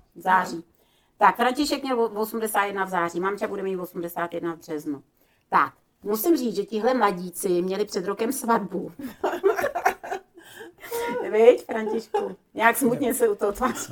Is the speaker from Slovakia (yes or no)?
yes; Slovakia; My jsme se scházeli vždycky na Slovensku, já jsem ze Slovenska, u babičky